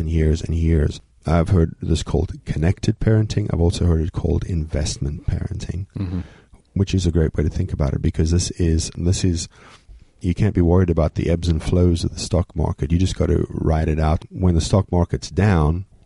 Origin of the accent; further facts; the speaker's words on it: South Africa; moved away; I was born in South Africa.